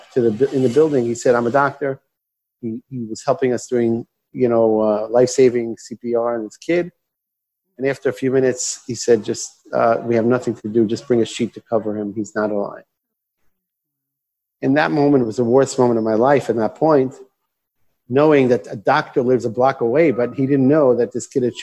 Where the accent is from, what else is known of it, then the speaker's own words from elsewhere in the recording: Israel; I grew up in Israel. I was born and raised here. My parents are American. That's how I speak English.